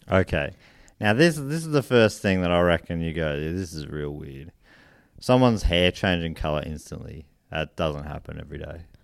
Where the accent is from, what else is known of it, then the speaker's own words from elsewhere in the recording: Australia; we're from Sydney? I mean, we're from Australia.